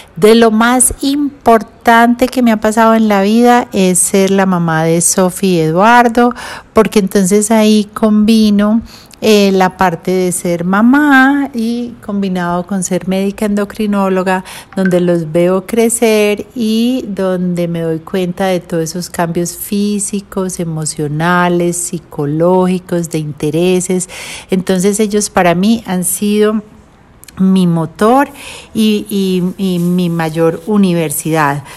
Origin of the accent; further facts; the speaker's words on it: Medellín, Antioquia, Colombia; also born or lived in Cleveland, United States / Washington, D.C., United States; estuve hasta los tres años em, viviendo en Estados Unidos y ya me regresé para Colombia, donde estudié en, en Medellín, en el Colegio Pinares